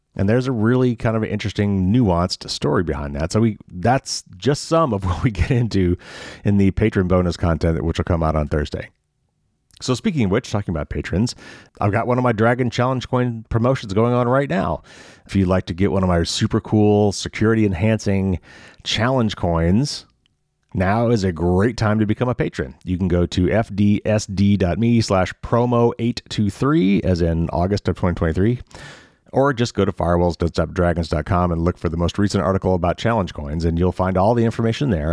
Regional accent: Indiana, United States; I'm from Indiana

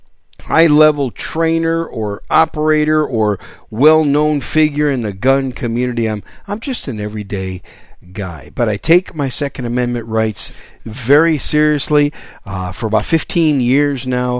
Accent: Wisconsin, United States; also born or lived in New York City; now in San Antonio, United States; I was born in New York City, raised in Wisconsin, but now I live in the great gun-friendly state of San Antonio

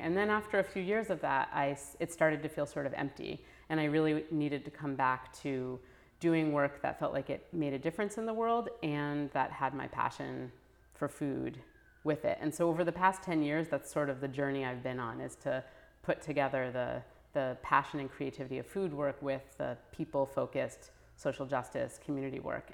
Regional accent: New Haven, Connecticut, United States; growing up in New Haven, where there's, you know, it's a very racially and economically mixed city

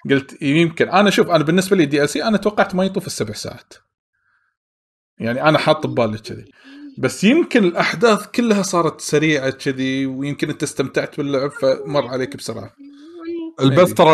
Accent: Syria; شوف انا سوري انا الحين رديت لكم مره ثانيه

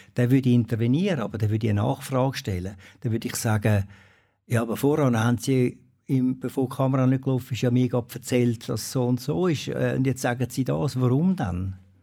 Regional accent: Switzerland; also born or lived in Habsburg, Aargau; Mit diesen Bergen, das ist einfach äh, meine Heimat

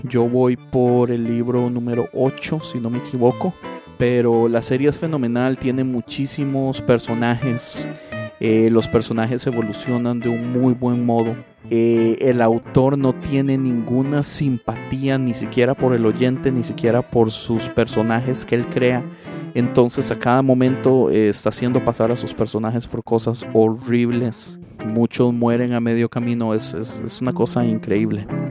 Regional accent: Costa Rica; yo soy tico

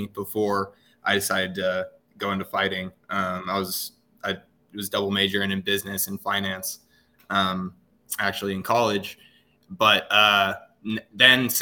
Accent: Northern Nevada, United States; born or raised there; moved away as an adult; also born or lived in San Jose / Reno; now in North Carolina, United States

